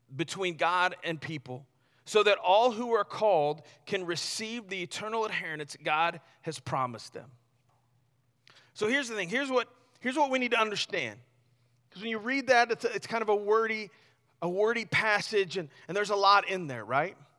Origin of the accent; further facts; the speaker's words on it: Missouri, United States; I grew up in Missouri, right? So I'm kinda, you know, half redneck